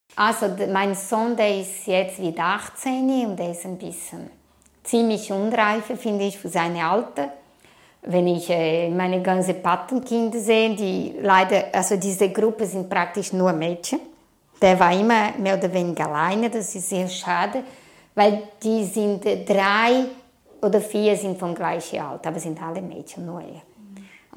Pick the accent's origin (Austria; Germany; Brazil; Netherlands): Brazil; German is a second language; now in Switzerland; Ich komme aus Brasilien und bin ich seit 24 Jahren hier.